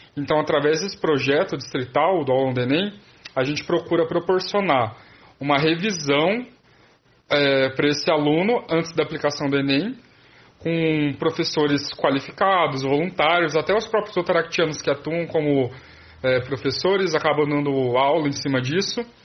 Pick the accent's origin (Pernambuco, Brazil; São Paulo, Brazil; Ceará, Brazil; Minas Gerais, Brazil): São Paulo, Brazil; Presidente Prudente; eu sou de Presidente Prudente